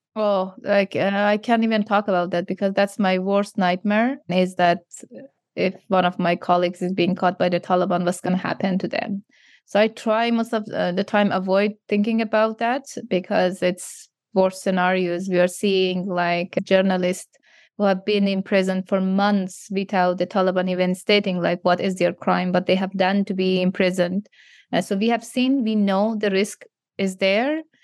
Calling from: Canada; I'm calling you from Canada

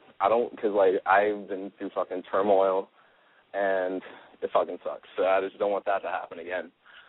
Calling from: California, United States; I'm calling from Louisiana, but I live in California. I'm here on vacation.

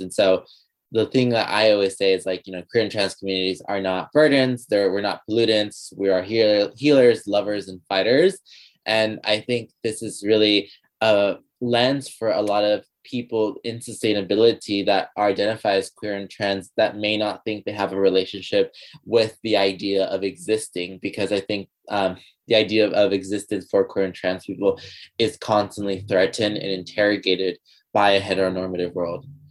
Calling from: Los Angeles, California, United States; I'm currently calling from Tungabullan in Los Angeles, California

